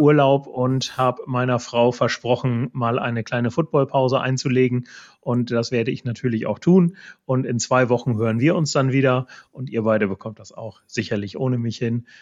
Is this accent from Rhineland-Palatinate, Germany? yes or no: no; East Frisia, Lower Saxony, Germany; ich komme ja hier aus Ostfriesland